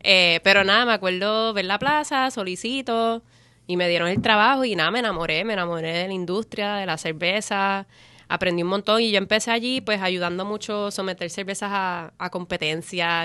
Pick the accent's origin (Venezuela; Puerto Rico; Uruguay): Puerto Rico; yo me crié en Coupe, en mm. la calle Paraná